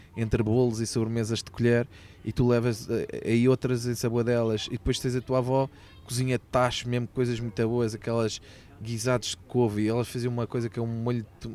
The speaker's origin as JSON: {"language": "Portuguese", "town": "Sintra", "region": "Lisbon", "country": "Portugal", "tie": "born or raised there", "said": "eu depois já nasci aqui em Sintra, portanto sou saloio de gema"}